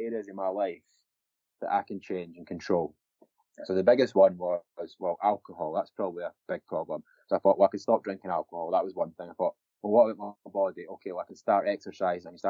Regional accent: Scotland, United Kingdom; I was obviously drunk a lot growing up in Scotland.

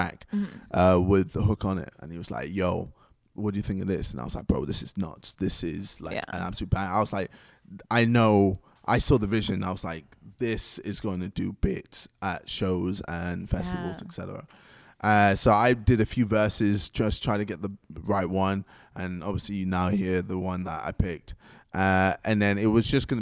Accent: England, United Kingdom; accent: British London; I'm from England

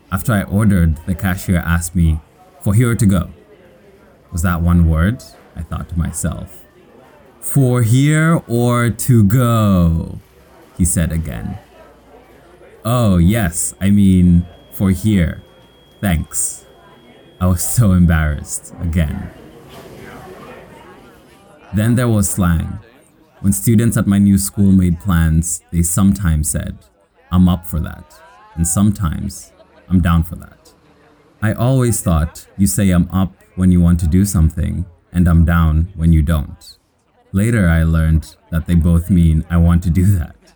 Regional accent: Kenya; accent: Kenyan; now in New Rochelle, United States; It was hard for the Americans to understand my Kenyan accent.

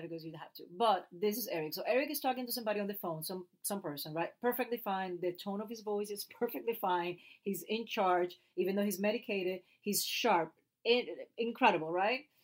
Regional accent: Puerto Rico; first language Spanish; English is a second language; moved away as an adult; now in United States; i love my accent and i love being puerto rican

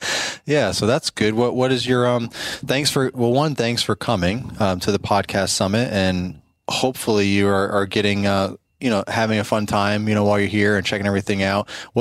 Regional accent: Maryland, United States; we're from Maryland.

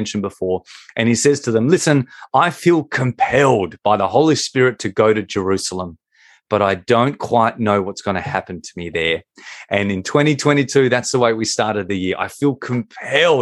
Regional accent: Australia; accent: Australian; I find a way to bring in our national sport.

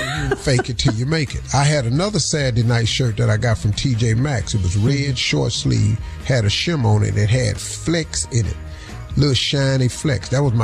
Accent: Birmingham, Alabama, United States; I came from Birmingham, Alabama, man.

